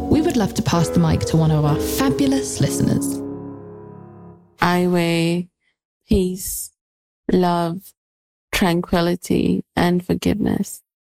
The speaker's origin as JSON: {"language": "English", "country": "United Kingdom", "said": "I'm British"}